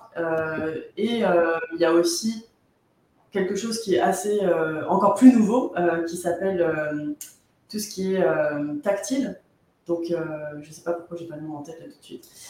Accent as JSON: {"language": "French", "country": "France", "said": "nous, en France"}